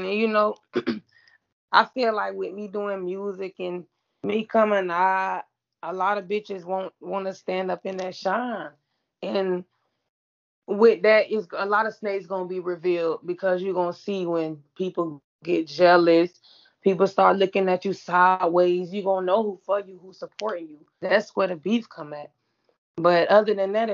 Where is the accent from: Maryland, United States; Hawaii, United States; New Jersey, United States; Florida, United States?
Florida, United States; St. Petersburg; accent: South; I'm from St. Pete, born and raised